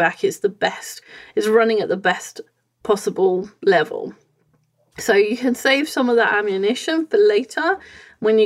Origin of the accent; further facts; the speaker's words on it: England, United Kingdom; I'm coming from England.